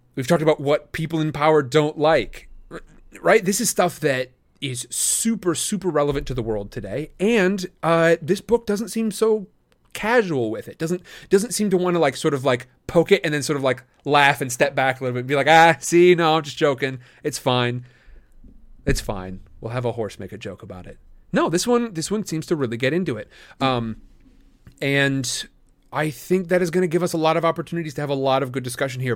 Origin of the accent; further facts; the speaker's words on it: Midwest, United States; I grew up in the Midwest